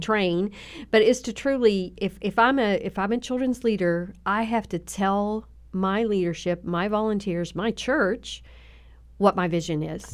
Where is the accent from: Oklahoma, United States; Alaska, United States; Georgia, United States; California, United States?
Oklahoma, United States; Southern; accent: twang; moved away; also born or lived in Tennessee; Southern, Southern Oklahoma